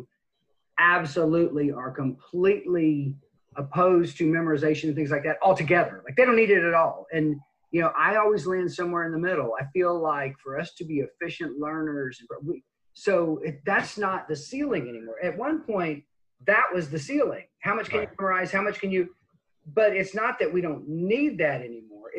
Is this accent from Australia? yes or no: no; United States; our national sense of pride, being American